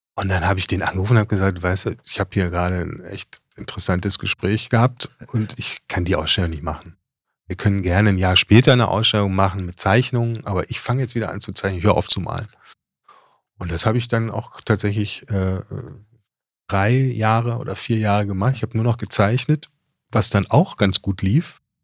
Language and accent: German; Düsseldorf, North Rhine-Westphalia, Germany; moved away as an adult; also born or lived in Hamburg; als Düsseldorfer